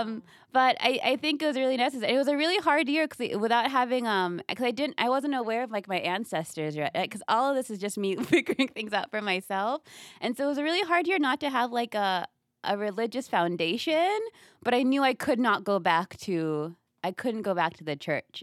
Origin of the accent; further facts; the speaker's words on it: Kenya; also born or lived in upstate New York; now in United States; I was born in America, but I grew up mainly in, in Kenya, then I moved back to America